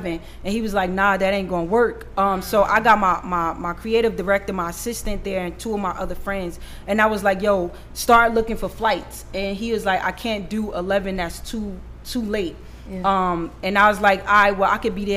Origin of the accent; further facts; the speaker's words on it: New York, United States; also born or lived in Los Angeles, United States; now in Atlanta, United States; I'm from New York